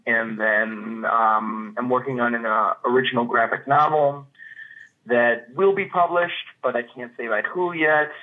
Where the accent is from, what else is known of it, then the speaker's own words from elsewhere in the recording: Chicago, Illinois, United States; moved away as an adult; also born or lived in New York / Knoxville, Tennessee; now in Minneapolis, United States; I'm from Chicago, the Chicagoland area. Um, I grew up in the suburbs